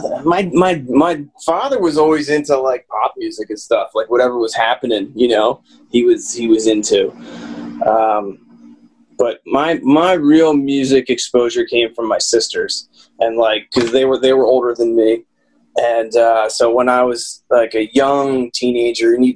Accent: Lansdale, Pennsylvania, United States; also born or lived in Hatfield, Pennsylvania / Quakertown, Pennsylvania; I grew up, you know, in the North Penn area. Childhood was Hatfield, and then, you know, eventually in Lansdale when we were in high school

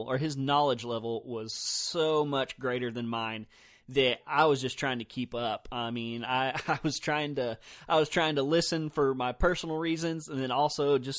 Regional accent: the South, United States; I've just heard a lot of people argue it, and I'm from the South also, so I've always said crappie

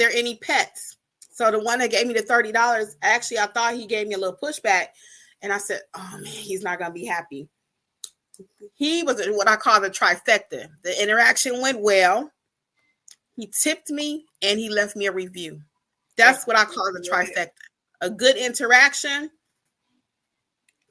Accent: Detroit, Michigan, United States; moved away as an adult; now in Georgia, United States; I'm from Detroit originally, but I've been in Georgia for 20-something years

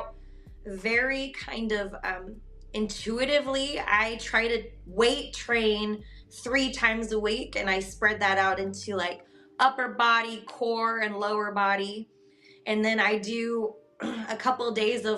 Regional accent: Wyoming, United States; now in Kansas City, United States; I grew up in Wyoming.

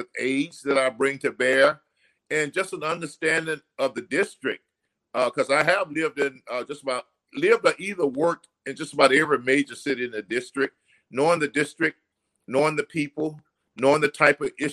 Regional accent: Natchez, Mississippi, United States; moved away as an adult; now in Minneapolis, United States; I'm a Southern boy from Natchez, Mississippi. So I grew up in Natchez, came here after high school to attend the University of Minnesota

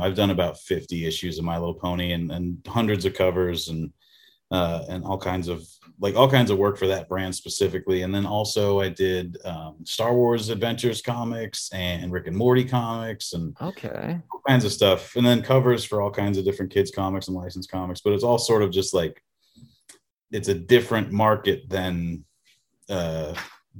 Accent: Colorado Springs, Colorado, United States; moved away; I grew up in Colorado Springs.

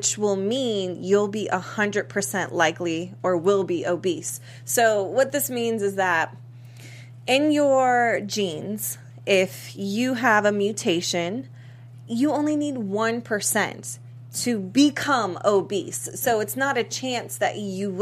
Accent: East Coast, United States; now in Los Angeles, United States; being from the East Coast

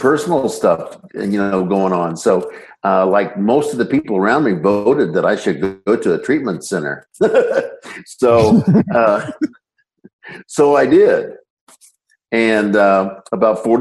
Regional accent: Northeast Indiana, United States; I grew up in Northeast Indiana

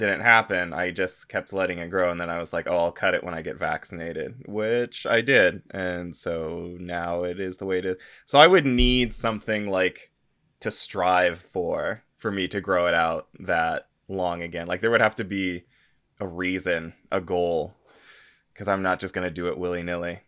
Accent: United States; as an American

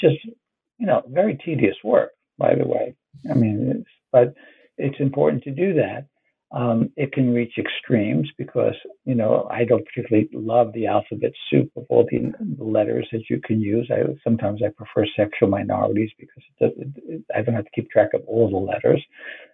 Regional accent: New York City, New York, United States; I grew up in Brooklyn in Bensonhurst, which at the time was a mixed Ashkenazi, Jewish, and Italian-American neighborhood

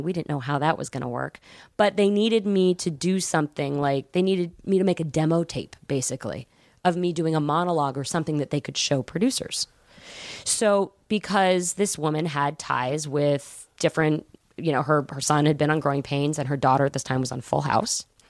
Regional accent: Atlanta, Georgia, United States; I was from Atlanta

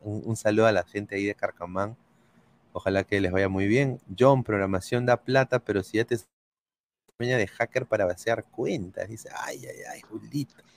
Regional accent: Peru; moved away; somos peruanos

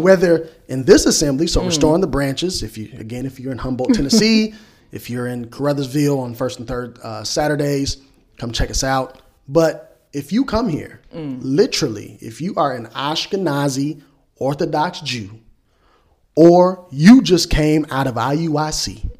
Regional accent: South Africa; And this is how we move as South Africans.

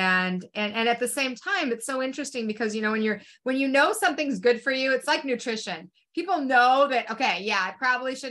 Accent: Salt Lake City, Utah, United States; moved away; in my growing up, I came from Salt Lake City, Utah

